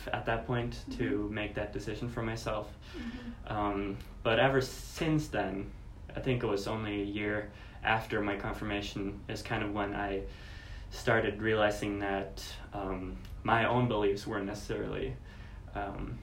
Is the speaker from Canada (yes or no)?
no; Norway; moved away; I am from Norway, and Norway is a predominantly Christian country still.